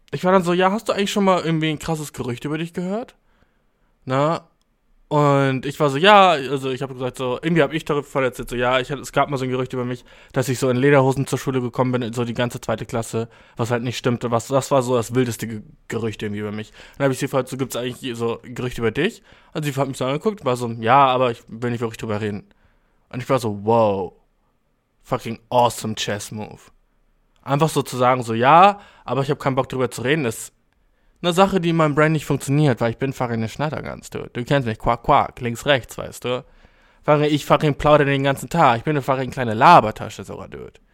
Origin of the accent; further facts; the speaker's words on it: Germany; ich jetzt als Deutscher